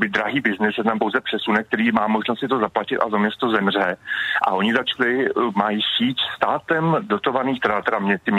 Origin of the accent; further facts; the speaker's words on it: Prague, Czechia; Já jsem vyrůstal na Praze 1